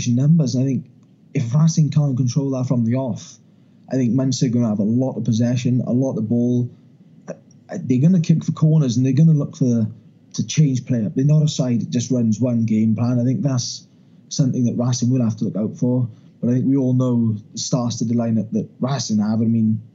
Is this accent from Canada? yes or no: no; Wales, United Kingdom; as a Welshman